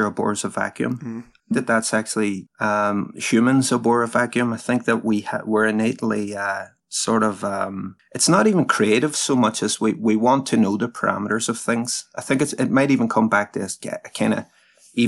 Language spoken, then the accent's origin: English; Derry, Northern Ireland, United Kingdom; the city that I'm in now, my hometown, Derry